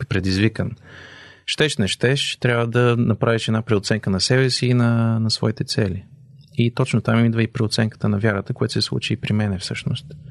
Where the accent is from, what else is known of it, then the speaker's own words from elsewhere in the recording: Bulgaria; moved away as an adult; нашата задача като българи е да запазим българското